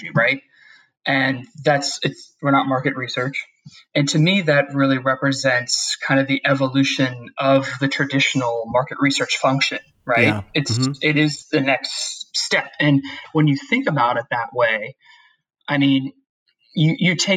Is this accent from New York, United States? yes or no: no; Youngstown, Ohio, United States; I grew up outside Youngstown, Ohio